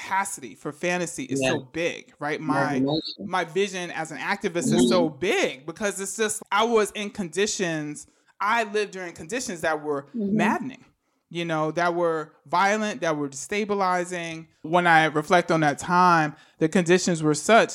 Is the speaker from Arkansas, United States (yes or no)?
no; New York City, New York, United States; I was growing up in the Bronx, you know, during the crack epidemic